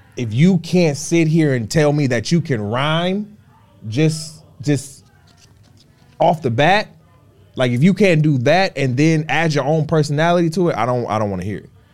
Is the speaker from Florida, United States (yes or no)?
yes; Florida, United States; also born or lived in Detroit; I'm from Florida. I'm a Southern boy.